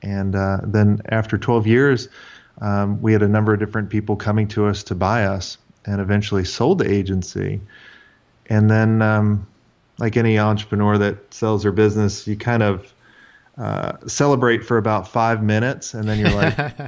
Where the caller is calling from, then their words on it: Atlanta, Georgia, United States; Atlanta, Georgia.